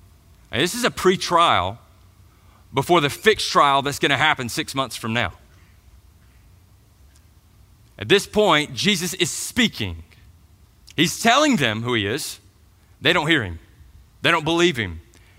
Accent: Georgia, United States; But I grew up in Middle Georgia, so I went to the Macon Mall.

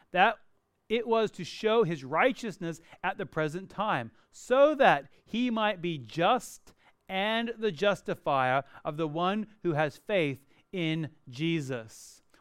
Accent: Perth, Western Australia, Australia; moved away as an adult; I was born and raised in Perth, even though I don't sound like it, and I went to the US to go to college.

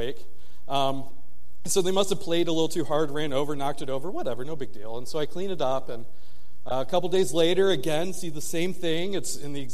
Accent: Michigan, United States; moved away; I'm from the north, I'm from Michigan

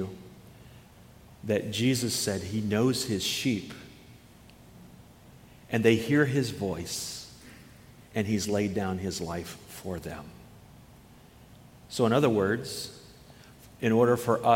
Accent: Iowa, United States; moved away as an adult; now in Wisconsin, United States; I moved from Iowa, where the highest point in Iowa was an overpass on a highway, you know. And I've had the privilege of traveling this beautiful state of Wisconsin. And I've lived 25 years in Iowa, 26 years in Wisconsin

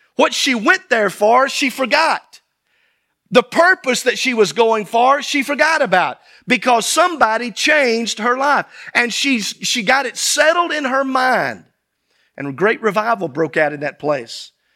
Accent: South Mississippi, United States; as a child growing up in Sunday school. in South Mississippi

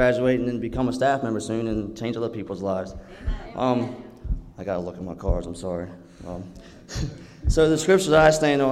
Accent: Maryland, United States; moved away; I'm from Maryland

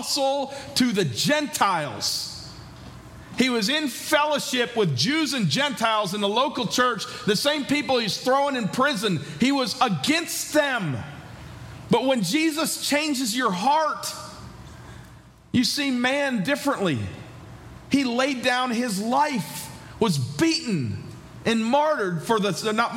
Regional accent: New York, United States; moved away as an adult; also born or lived in Georgia; now in West Virginia, United States; I grew up in New York and spent the last 11 years in Georgia

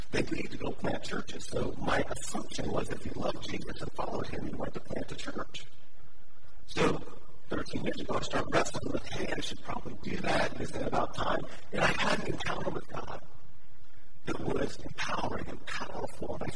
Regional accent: Cincinnati, Ohio, United States; also born or lived in Newport, Kentucky; grew up in Cincinnati, went to a Baptist church on Blue Rock Road

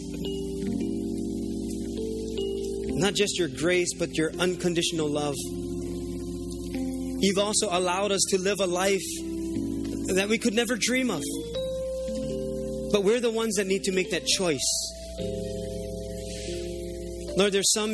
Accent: Oahu, Hawaii, United States; I was living here because I grew up on Oahu

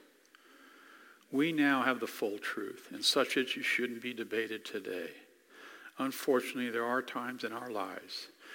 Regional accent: Arizona, United States; moved away as an adult; also born or lived in Washington, D.C.; I grew up in Arizona

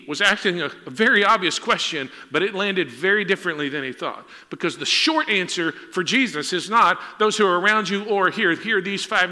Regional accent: Huntsville, Texas, United States; my mom's car on Normal Park in Huntsville, Texas, my hometown

